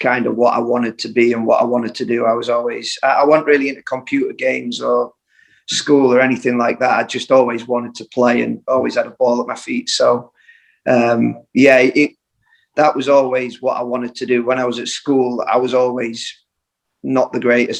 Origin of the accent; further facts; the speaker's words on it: Sheffield, Yorkshire and the Humber, United Kingdom; also born or lived in Scarborough; I grew up in Sheffield, and then when I was about 8, we moved out to Scarborough